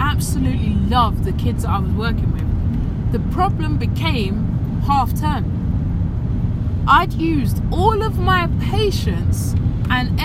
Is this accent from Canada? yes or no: no; London, United Kingdom; I was born in Lewisham, yeah? I grew up in South London.